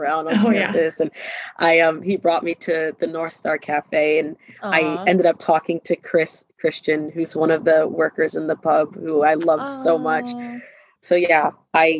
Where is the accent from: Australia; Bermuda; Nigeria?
Bermuda; moved away as an adult; I'm from Bermuda